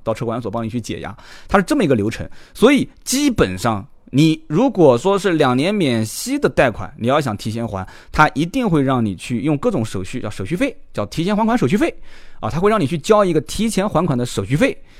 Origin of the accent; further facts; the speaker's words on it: China; 我们中国人